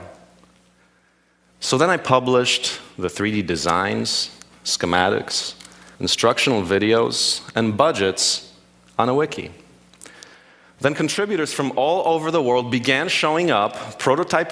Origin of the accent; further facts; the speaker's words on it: Poland; now in United States; I was born in Poland, now in the US.